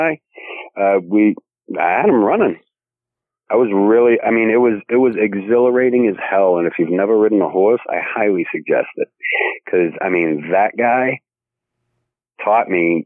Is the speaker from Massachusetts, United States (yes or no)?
yes; Boston, Massachusetts, United States; accent: Bostonian; I'm from Boston